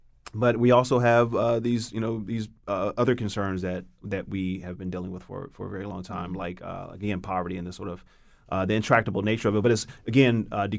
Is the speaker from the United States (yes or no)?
yes; Los Angeles, California, United States; also born or lived in Chicago; I was born in the South Side of Chicago. And then we moved to Compton, California when I was in first grade. And I was raised in South Central LA primarily.